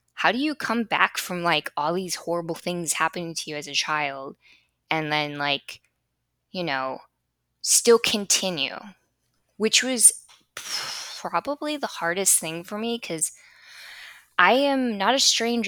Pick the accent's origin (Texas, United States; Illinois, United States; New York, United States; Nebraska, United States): Illinois, United States; Chicago; now in Florida, United States; But I was coming from Chicago, and the life that I had in Chicago was just pure escapism.